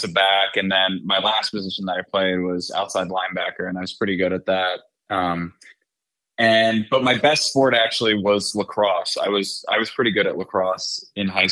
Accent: Pelham, New York, United States; moved away; I was growing up in Pelham, which is in Westchester County outside of New York City

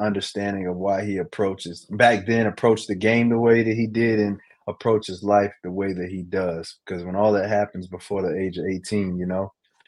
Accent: Douglasville, Georgia, United States; also born or lived in Charlotte, North Carolina; But now I consider myself from Douglasville, Georgia. I was originally born in Charlotte, North Carolina. Probably moved to Georgia when I was about second grade. So I don't know, maybe I was 8 years old, coming up on 9 years old. Yeah, moved down to Douglasville.

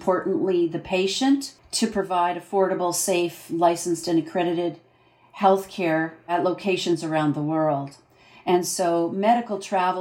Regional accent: Canada; I'm a Canadian entrepreneur

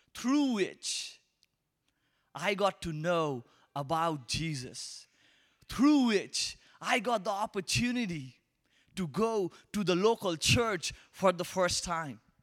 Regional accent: Kolkata, West Bengal, India; accent: Indian; English is a second language; moved away; I'm from Asia, particularly, uh, from India, and I'm from a tiny city called Calcutta

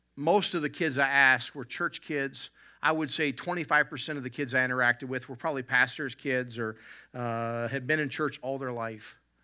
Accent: the South, United States; growing up in the South

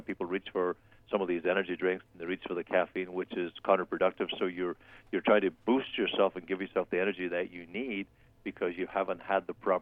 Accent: Ireland; now in United States; I'm on Irish time right now. I've been up since 6 o'clock or so watching the soccer from back home because there's 8-hour time difference

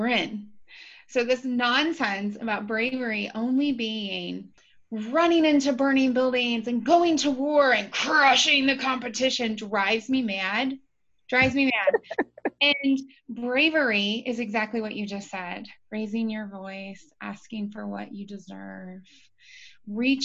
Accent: Appalachia, United States; also born or lived in Dayton, Ohio; I was born to a single mom in Dayton, Ohio, and then we moved into Appalachia. So I more say that I'm from Appalachia than from Ohio, because people get a better understanding of the expectations and the environment that I grew up

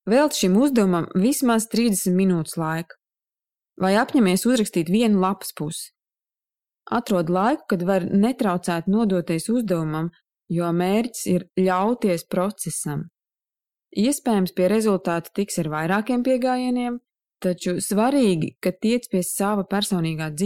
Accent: Saldus, Saldus Municipality, Latvia; moved away as an adult; now in Riga, Latvia; Es atceros sevi 19 gadu vecumā, es pārcēlos uz Rīgu no Saldus un uzsāku studijas.

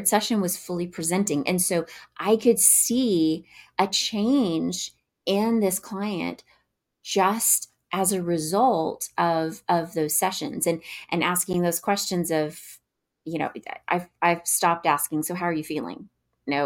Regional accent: Northwest Arkansas, United States; I hail from Northwest Arkansas.

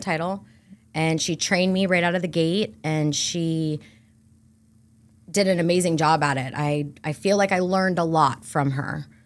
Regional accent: Brandon, Florida, United States; I am born and raised right here in Brandon, Florida

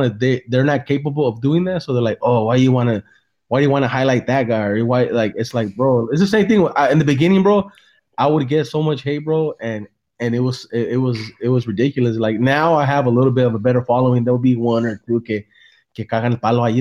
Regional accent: San Jose, California, United States; now in Salinas, United States; I'm originally from San Jose

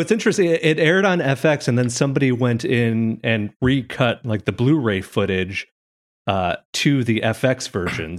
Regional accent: Chicago, Illinois, United States; I am from Chicago. I live here, and I'm from here

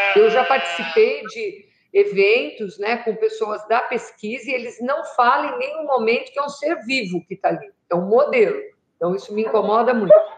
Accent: São Paulo, Brazil; now in Jundiaí, Brazil; eu morei em São Paulo até 74. 74 eu mudei aqui para Jundiaí, para o interior

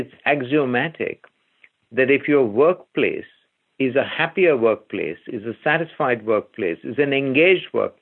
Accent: India; I grew up in India, where everything in the house was reused

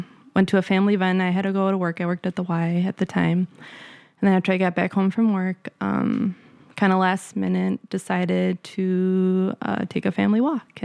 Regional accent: Wisconsin, United States; moved away as an adult; also born or lived in California; I grew up in a small town in Wisconsin

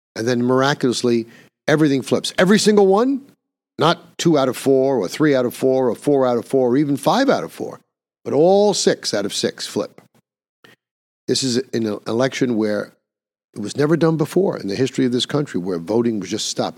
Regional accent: New York, United States; my home state of New York

